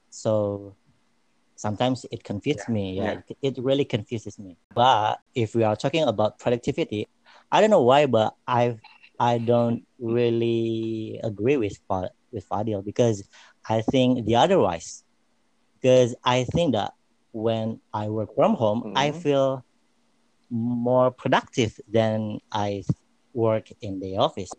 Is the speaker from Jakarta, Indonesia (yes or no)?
no; Depok, West Java, Indonesia; Depok City, which is really near to our office and my hometown